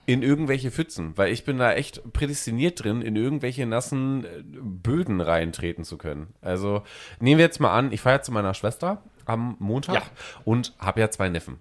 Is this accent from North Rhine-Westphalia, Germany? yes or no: yes; North Rhine-Westphalia, Germany; now in Hamburg, Germany; Bei uns in Ostwestfalen, da wo ich ja wegkomme